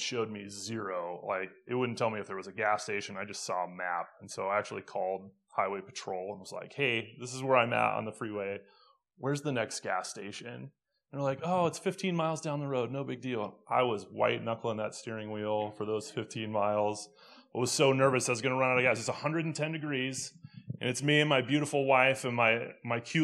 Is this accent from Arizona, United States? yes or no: yes; Phoenix, Arizona, United States; moved away; I'm from Phoenix originally